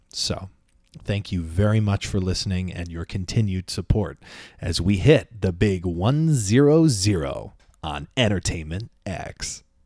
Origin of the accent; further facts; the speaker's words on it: Long Island, New York, United States; now in Manhattan, United States; I'm from Long Island